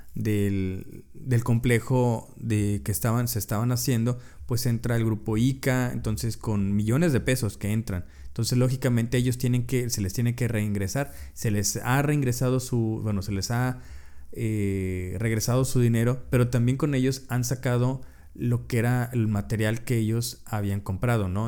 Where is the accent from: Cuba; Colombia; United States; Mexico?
Mexico; muchos de nosotros como mexicanos